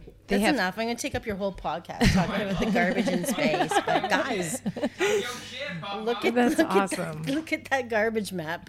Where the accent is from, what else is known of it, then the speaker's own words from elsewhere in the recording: Orangeville, Ontario, Canada; all over Canada, but mostly Orangeville.